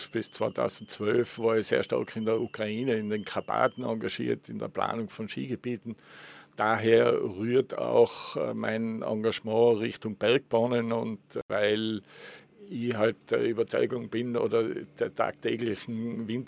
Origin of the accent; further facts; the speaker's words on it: Innsbruck, Tyrol, Austria; Nein, ich bin Urtiroler äh, bin in Innsbruck aufgewachsen und bin seit Kindesbeinen eigentlich im, im Tourismus